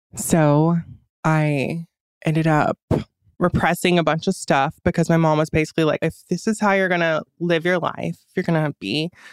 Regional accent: Fairmount, Georgia, United States; I grew up in Fairmount, Georgia

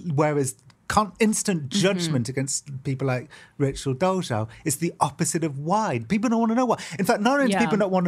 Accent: United Kingdom; growing up in Britain

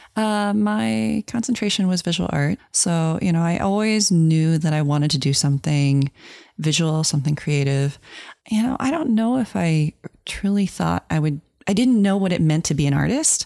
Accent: Virginia, United States; moved away as an adult; also born or lived in Florida / New England / New York; I was raised in Virginia, so that's the place where I consider home when I think of home

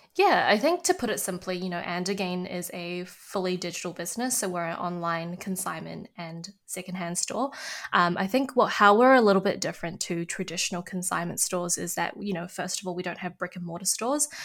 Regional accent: New Zealand; growing up in New Zealand and, you know, being a Kiwi

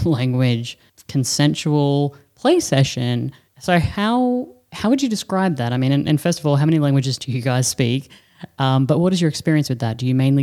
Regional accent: Australia; moved away; We're Australian

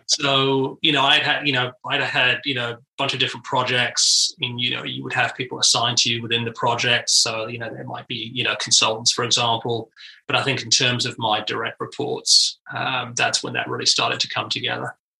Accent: United Kingdom; moved away as an adult; now in United States; I was in the UK, and uh, you know, back in the '90s

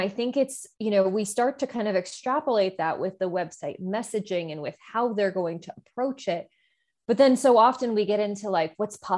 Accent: New Jersey, United States; I'm, you know, born and raised in New Jersey, though I have been told repeatedly that I do not have a Jersey accent

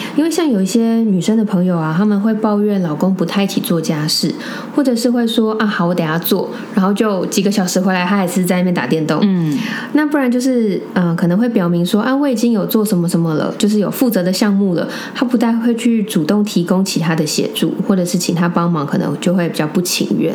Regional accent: Taipei, Taiwan; 我们从小在台北长大

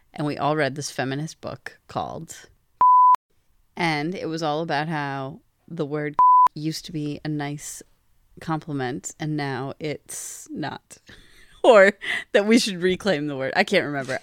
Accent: Pennsylvania, United States; I'm from Pennsylvania

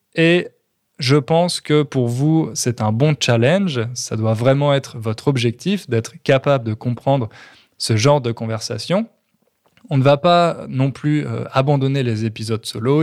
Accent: Châteauroux, Centre-Val de Loire, France; now in Châteauroux, France; on a déménagé en France. Et plus particulièrement dans ma ville natale, à Châteauroux

